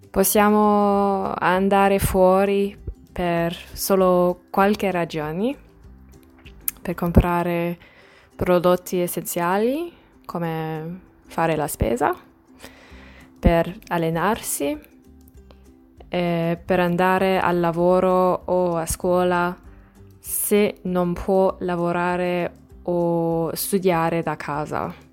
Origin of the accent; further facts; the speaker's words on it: Australia; Italian is a second language; sono australiana e vivo a Melbourne.